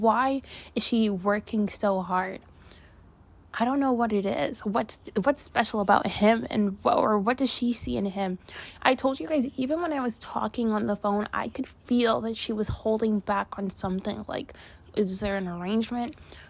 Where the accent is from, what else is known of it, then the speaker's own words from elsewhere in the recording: Canada; ou guys know I'm from Canada, and in the fall, in the winter, it gets so cold.